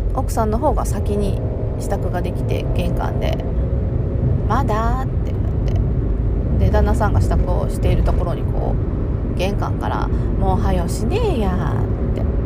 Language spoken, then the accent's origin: Japanese; Okayama, Japan; accent: Okayama dialect; 私は岡山なんですけど岡山弁広島弁